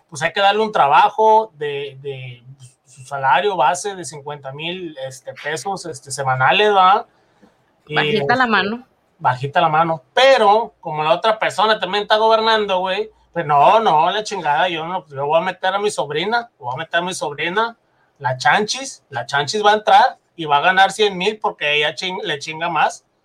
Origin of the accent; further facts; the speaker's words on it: Mexico; conociéndonos como mexicanos que somos, que nos va a ir bien si, si, si llegásemos a gobernar nosotros mismos el país